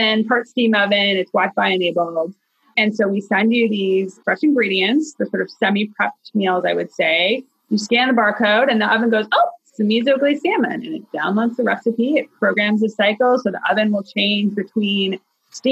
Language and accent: English; Toronto, Ontario, Canada; moved away as an adult; also born or lived in Boston; now in Chicago, United States; I grew up in Toronto